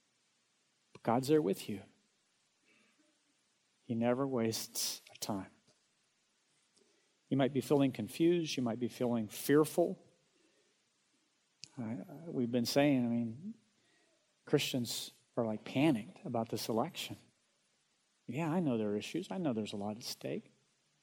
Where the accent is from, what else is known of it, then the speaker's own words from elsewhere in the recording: Oklahoma, United States; moved away as an adult; also born or lived in Dallas, Texas; I'm from Oklahoma